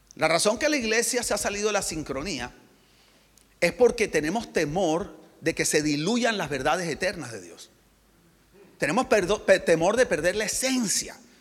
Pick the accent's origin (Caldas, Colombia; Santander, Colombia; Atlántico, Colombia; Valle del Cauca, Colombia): Atlántico, Colombia; Barranquilla; moved away; also born or lived in United States; soy de Barranquilla, Colombia